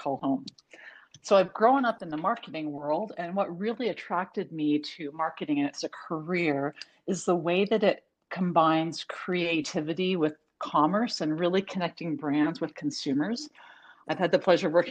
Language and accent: English; Canada; I am absolutely Canadian. I did not grow up in the big city of Toronto. I grew up in a relatively small, at the time it was a smaller farming town